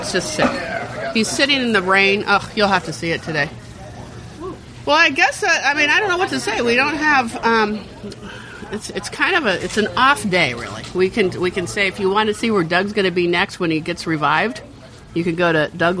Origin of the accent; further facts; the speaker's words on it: Sweden; I'm from Sweden.